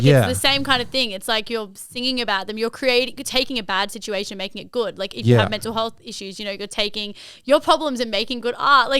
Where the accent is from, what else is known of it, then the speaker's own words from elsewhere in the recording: Fairfield, New South Wales, Australia; Like I grew up in Fairfield